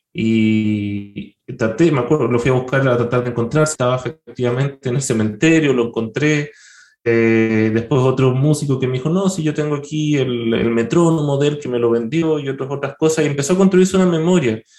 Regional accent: Valdivia, Los Ríos, Chile; yo soy de provincia, soy de Valdivia, que es una ciudad que siempre ha tenido mucha música, pero por lo menos cuando yo era chico, en los 80, 90, no había una orquesta estable

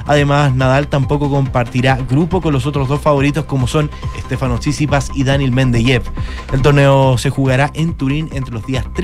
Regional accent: Santiago, Santiago Metropolitan Region, Chile; Yo soy de Santiago, tengo familia en ambas.

